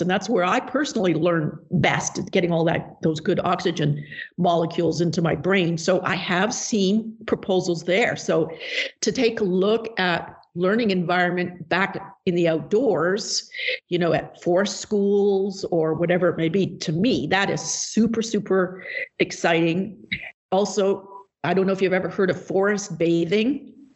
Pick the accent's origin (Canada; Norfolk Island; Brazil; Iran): Canada; British Columbia; moved away as an adult; also born or lived in Hong Kong / California / Baltimore, Maryland; now in Bellingham, United States; i taught the, those subjects in my hometown in British Columbia, Canada